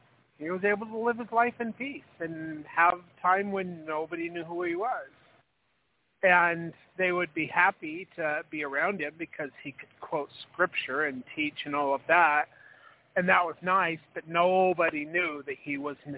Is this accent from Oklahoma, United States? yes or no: no; Idaho, United States